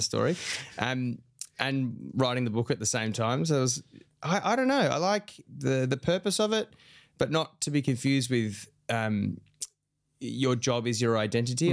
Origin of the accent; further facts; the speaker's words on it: Australia; my own experience as an Aussie man